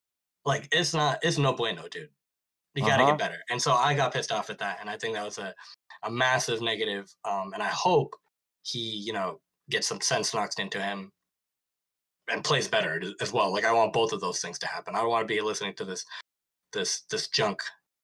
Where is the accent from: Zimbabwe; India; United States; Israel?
India; When I first got into music, and I say Western music because, you know, I'm Indian, so a lot of the indie music was played earlier to me in my life.